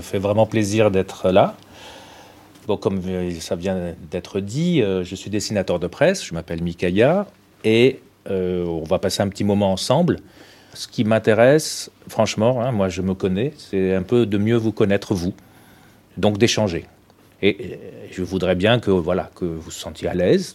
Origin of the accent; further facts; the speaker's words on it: Tunisia; moved away; je suis né en Tunisie